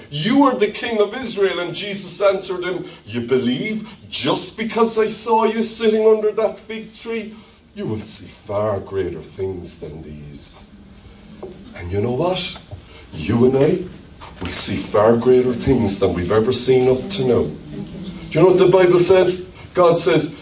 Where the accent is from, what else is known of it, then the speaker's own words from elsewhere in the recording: Ireland; accent: Irish; my Irish accent